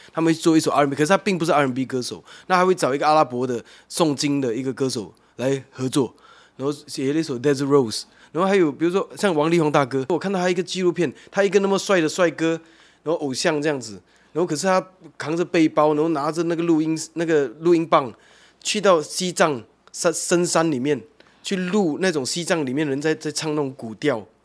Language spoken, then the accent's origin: Chinese; Malaysia; moved away as an adult; now in Taiwan; 我本身是马来西亚人，那，那边本来就很多文化在那边的。 不同宗教，然后几， 几种不同的庙宇，那， 那， 那清真寺跟基督教堂跟天主教堂跟佛庙是在隔壁的，这样。 这个是我们从小长大的环境